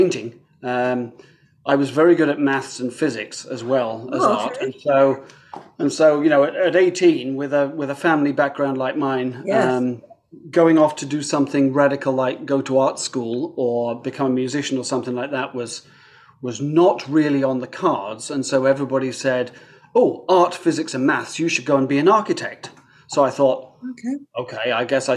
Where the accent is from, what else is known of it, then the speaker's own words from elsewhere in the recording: halfway between London and Oxford, South East England, United Kingdom; moved away as an adult; also born or lived in near Manchester; now in Toronto, Canada; I was born actually near Manchester, but only lived there for the first 6 months of my life. Now, obviously, I don't remember that. But I was brought up just a little outside London, actually exactly halfway between London and Oxford.